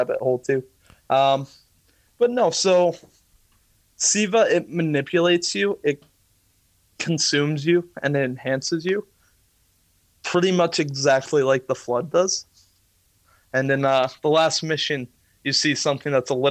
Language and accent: English; New Hampshire, United States; I'm from New Hampshire